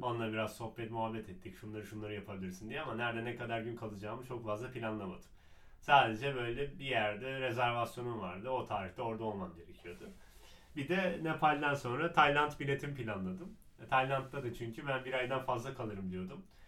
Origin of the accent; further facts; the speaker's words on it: Istanbul, Turkey; Ben yani doğma büyüme İstanbulluyum